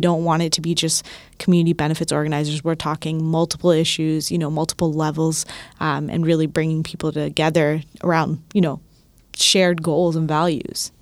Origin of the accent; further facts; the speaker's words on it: Toronto, Ontario, Canada; I'm from Scarborough